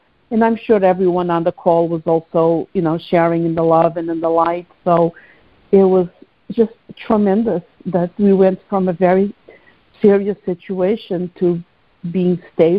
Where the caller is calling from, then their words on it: New Jersey, United States; Hi, this is … from New Jersey. How are you both?